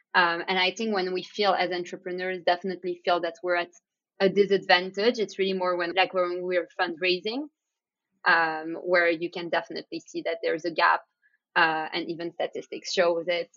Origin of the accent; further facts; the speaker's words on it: Antwerp, Flanders, Belgium; we grew up around diamonds and jewelry, growing up in Antwerp